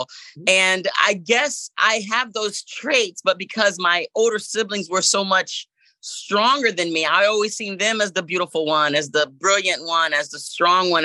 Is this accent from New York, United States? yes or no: no; Jacksonville, Florida, United States; also born or lived in Port-au-Prince, Haiti; I came to America, Jacksonville, Florida, in 1982. So I've been in Jacksonville pretty much all of my life